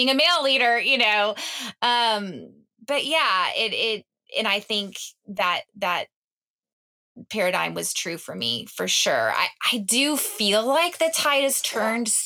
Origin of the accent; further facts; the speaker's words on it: the South, United States; growing up in the South with parents that had very traditional roles